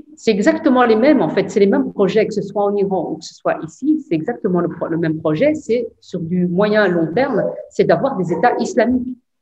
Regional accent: Belgium; chez nous en Belgique

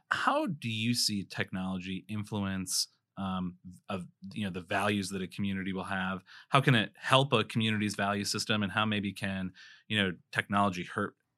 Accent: South Dakota, United States; also born or lived in Chicago; I was born and raised in South Dakota

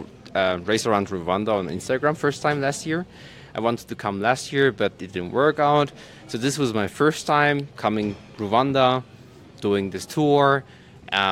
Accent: Germany; I'm from Germany.

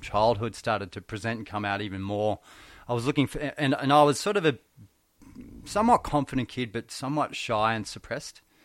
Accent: Benalla, Victoria, Australia; I grew, I actually grew up in Benalla, Victoria, country

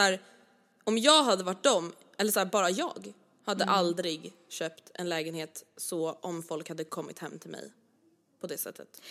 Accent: Stockholm, Stockholm County, Sweden; accent: Stockholm dialect; jag har väldigt mycket Stockholms dialekt

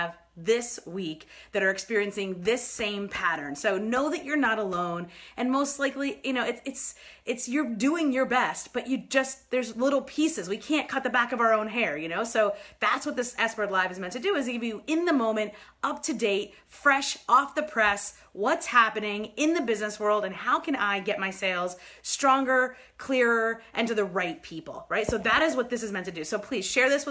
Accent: New York, United States; moved away; I'm from New York originally

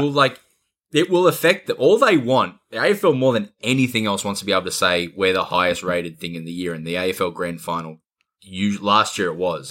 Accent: Adelaide, South Australia, Australia; when I grew up in Adelaide

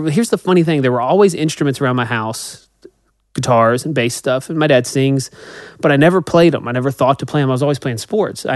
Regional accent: Nashville, Tennessee, United States; I'm born and raised in Nashville

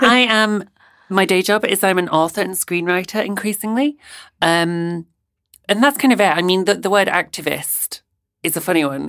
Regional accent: Bradford, Yorkshire and the Humber, United Kingdom; now in Brighton, United Kingdom; I'm from Bradford in West Yorkshire

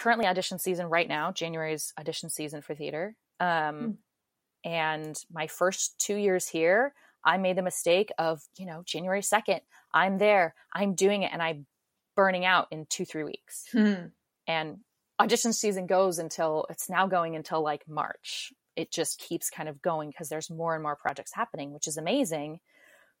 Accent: Orange County, California, United States; moved away as an adult; also born or lived in Long Beach, California; now in New York City, United States; I grew up in Orange County, California, went to school in Long Beach, kind of stayed there my whole life

